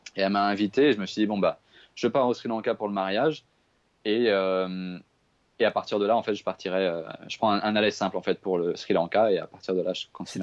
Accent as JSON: {"language": "French", "area": "Paris region", "region": "Île-de-France", "country": "France", "tie": "born or raised there", "moved": "yes", "said": "moi j'ai grandi à Paris, en fait, je, suis parisien de, base. Euh, j'ai grandi en région parisienne"}